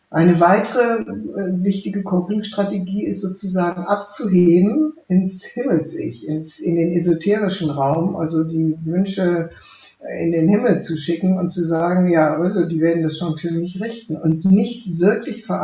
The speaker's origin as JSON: {"language": "German", "region": "West Germany", "country": "Germany", "tie": "born or raised there", "said": "ich habe das geschrieben als eine Deutsche, die im Westen aufgewachsen ist"}